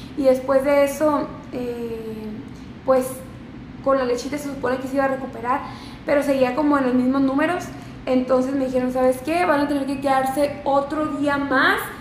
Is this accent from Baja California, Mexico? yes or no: yes; Mexicali, Baja California, Mexico; now in Ensenada, Mexico; yo vivo en Ensenada, soy de Mexicali